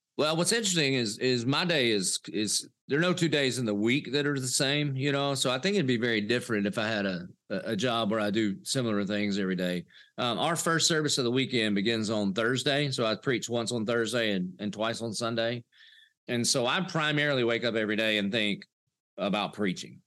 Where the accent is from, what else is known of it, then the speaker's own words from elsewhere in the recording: Dillon, South Carolina, United States; I did grow up in the South, a little place called Dillon, South Carolina